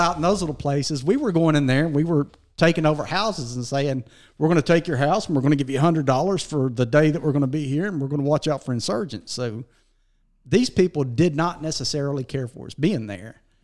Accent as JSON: {"language": "English", "town": "Dora", "region": "Alabama", "country": "United States", "tie": "born or raised there", "also_born_or_lived": "Sumiton", "said": "we were born and raised around Dora, Walker County, and uh, graduated out of Dora High School barely"}